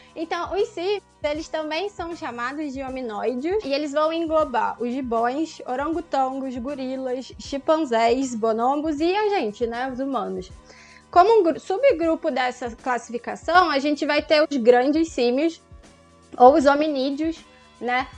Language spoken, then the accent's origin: Portuguese; Rio de Janeiro, Brazil; eu sou aqui do Rio